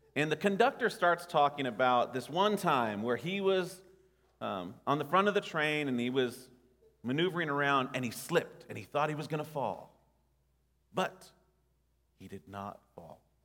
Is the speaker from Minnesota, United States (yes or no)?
no; Nashville, Tennessee, United States; growing up in Nashville